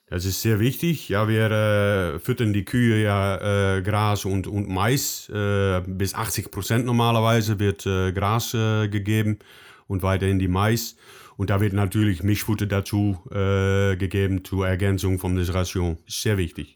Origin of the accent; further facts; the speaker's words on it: Netherlands; German is a second language; Ich komme aus den Niederlanden